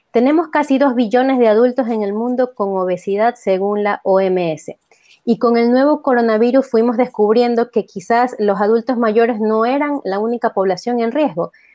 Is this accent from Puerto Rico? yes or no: no; Ecuador; como ecuatorianos